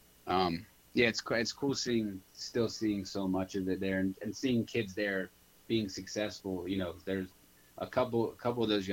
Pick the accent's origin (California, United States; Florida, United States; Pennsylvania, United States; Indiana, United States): Pennsylvania, United States; Norristown; I grew up in Norristown.